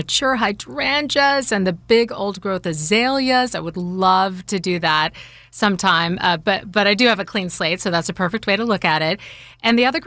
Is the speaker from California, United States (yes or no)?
no; Texas, United States; moved away as an adult; now in Georgia, United States; I grew up in Texas